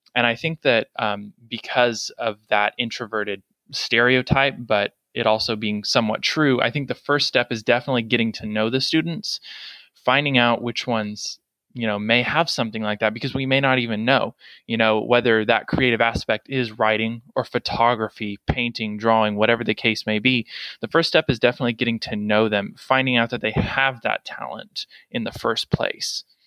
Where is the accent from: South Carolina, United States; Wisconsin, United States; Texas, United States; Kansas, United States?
Kansas, United States; also born or lived in Arizona; we moved from Arizona to Kansas, uh, where he was an associate pastor at a church there